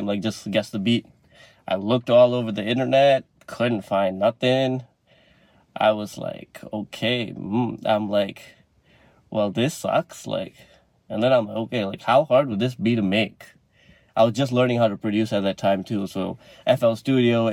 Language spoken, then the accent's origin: English; Malaysia; moved away as an adult; now in Canada; I'm Malaysian, like I'm an international student